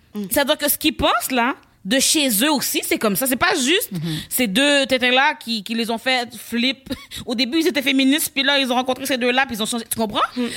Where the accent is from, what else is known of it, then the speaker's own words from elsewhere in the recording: Laval, Quebec, Canada; je viens de Laval